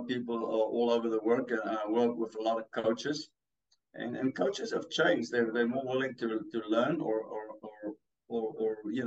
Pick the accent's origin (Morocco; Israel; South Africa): South Africa; accent: a little bit of Africa; English is a second language; moved away; I'm from South Africa